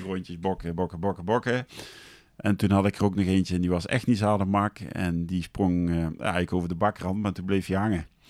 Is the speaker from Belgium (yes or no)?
no; Deurne, North Brabant, Netherlands; also born or lived in Geldrop; ik ben in Gelderop geboren, maar daarna zijn we naar Nune verhuisd